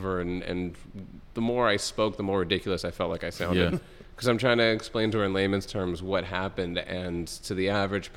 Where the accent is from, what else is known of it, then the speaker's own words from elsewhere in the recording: Toronto, Ontario, Canada; I'm from Toronto